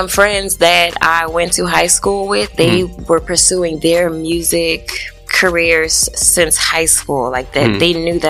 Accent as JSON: {"language": "English", "town": "New Orleans", "region": "Louisiana", "country": "United States", "also_born_or_lived": "Oklahoma City", "said": "From the West Bank, New Orleans."}